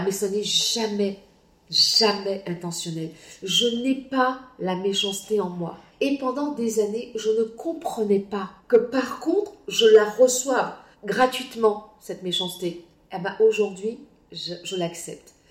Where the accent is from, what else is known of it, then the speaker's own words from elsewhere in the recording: Guadeloupe; moved away; also born or lived in Martinique; je suis Guadeloupéenne. Je n'ai aucune honte à l'être. Je suis très heureuse d'être née en Guadeloupe.